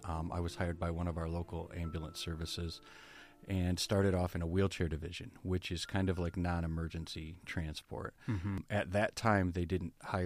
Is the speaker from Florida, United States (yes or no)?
no; Berrien Springs, Michigan, United States; I was born and raised in Berrien Springs